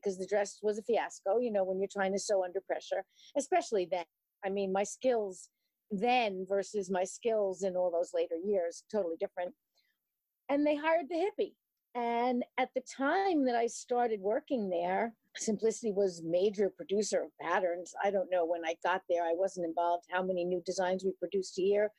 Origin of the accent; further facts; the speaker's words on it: New York City, New York, United States; moved away as an adult; now in Hackensack, United States; I live in the United States in Hackensack, New Jersey, and I grew up in New York City